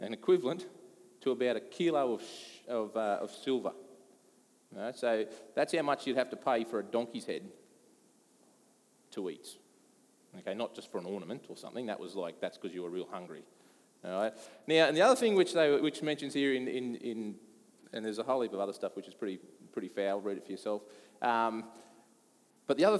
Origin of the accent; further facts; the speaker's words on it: Australia; I come from Australia